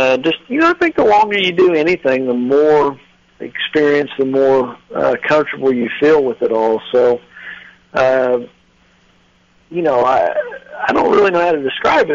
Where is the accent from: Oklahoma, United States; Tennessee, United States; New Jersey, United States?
Oklahoma, United States; Grand Lake; Grand, which is my hometown, my home lake